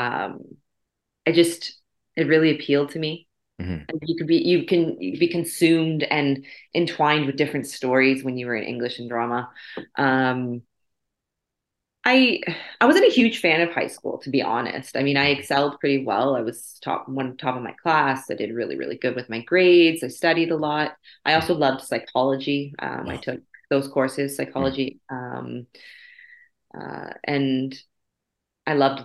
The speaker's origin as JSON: {"language": "English", "town": "Windsor", "region": "Ontario", "country": "Canada", "tie": "born or raised there", "said": "I was born in Windsor, Ontario. Raised in Windsor, Ontario. Haven't left."}